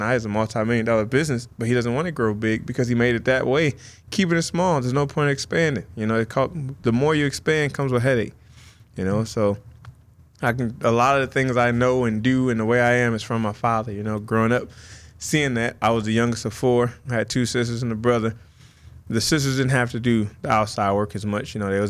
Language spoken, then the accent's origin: English; Rockton, Illinois, United States; also born or lived in Rockford; Rockton. I was born in Rockford, but Rockton is like 5-10 minutes outside of it. It's a smaller town.